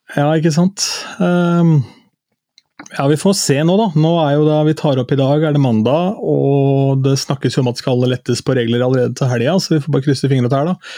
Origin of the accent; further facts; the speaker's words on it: Askim, Østfold, Norway; ungdomsklubben da jeg vokste opp i Askim